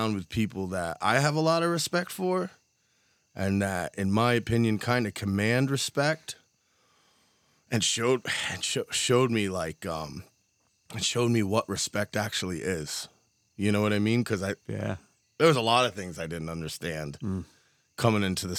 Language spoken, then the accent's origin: English; Allenville, United States; I grew up in Allenville